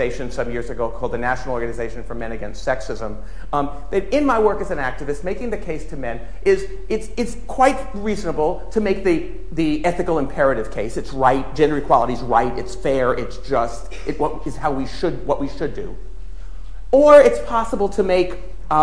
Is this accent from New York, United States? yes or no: yes; New York, United States; I'm a New Yorker